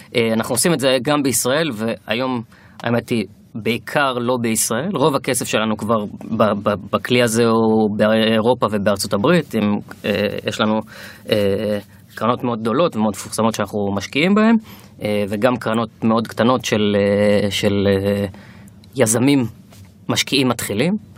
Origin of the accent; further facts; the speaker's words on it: Kiryat Motzkin, Haifa District, Israel; moved away as an adult; also born or lived in Tel Aviv; אני במקום מקריית מוצקין, גדלתי שם עד גיל 18